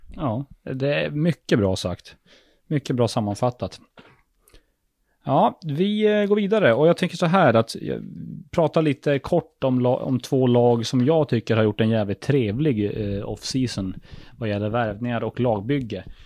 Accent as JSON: {"language": "Swedish", "town": "Luleå", "region": "Norrbotten County", "country": "Sweden", "said": "Vi är ju från Luleå"}